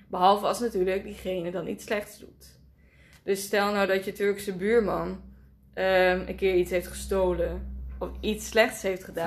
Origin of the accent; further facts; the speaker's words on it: Nijmegen, Gelderland, Netherlands; waar ik vandaan kwam. Gewoon Nijmegen.